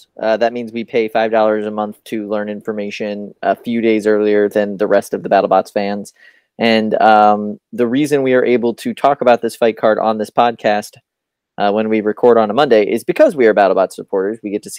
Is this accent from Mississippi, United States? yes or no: no; New York City, New York, United States; we're also all from Brooklyn